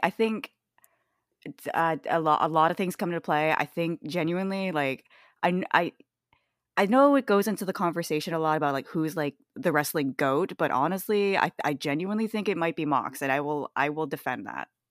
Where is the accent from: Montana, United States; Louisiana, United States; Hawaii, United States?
Hawaii, United States; now in Pacific Northwest, United States; I'm from Hawaii